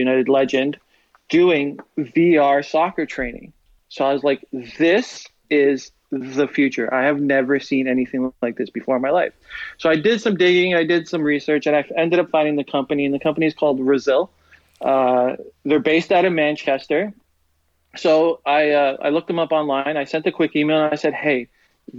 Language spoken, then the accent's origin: English; Canada; we're all Canadian here